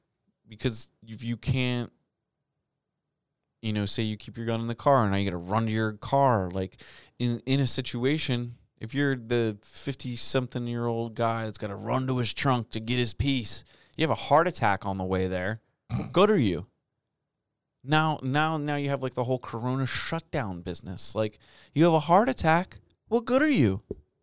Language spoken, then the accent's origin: English; United States; We're Americans.